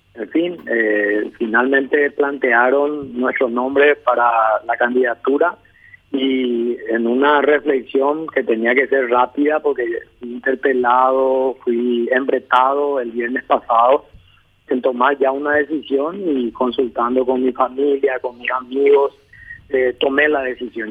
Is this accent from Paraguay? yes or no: yes; Asunción, Paraguay; nací en Asunción